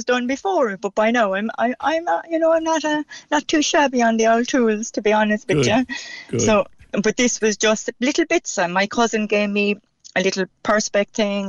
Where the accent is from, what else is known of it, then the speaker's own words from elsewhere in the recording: Cork, Munster, Ireland; accent: Cork; I keep my own Cork accent